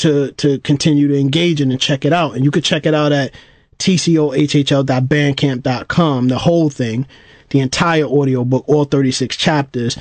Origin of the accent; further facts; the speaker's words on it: New York City, New York, United States; you growing up in Brooklyn, you know, obviously, you know, in the 80s